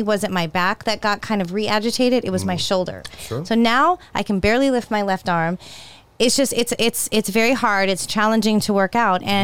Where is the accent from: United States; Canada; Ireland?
United States; California; I grew up in California